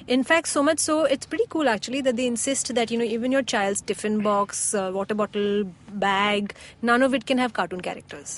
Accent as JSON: {"language": "English", "country": "Oman", "tie": "born or raised there", "said": "I grew up in Oman where I used to watch like Arabic football anime type cartoons"}